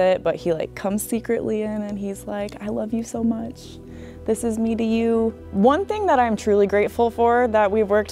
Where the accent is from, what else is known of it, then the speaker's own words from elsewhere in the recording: Clear Lake, United States; I'm from Clear Lake.